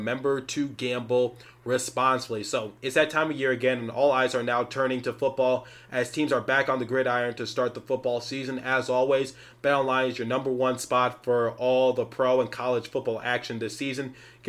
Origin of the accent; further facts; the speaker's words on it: Philadelphia, Pennsylvania, United States; I'm from Philadelphia